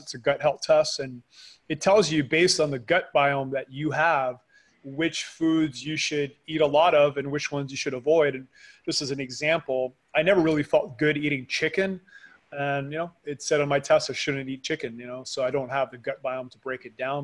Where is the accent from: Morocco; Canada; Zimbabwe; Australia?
Canada; now in Panama; I am a Canadian living in Panama